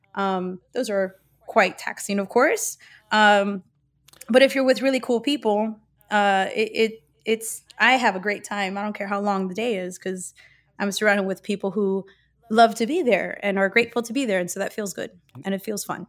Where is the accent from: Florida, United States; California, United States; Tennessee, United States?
Florida, United States; Miami; I was born and raised in Miami, Florida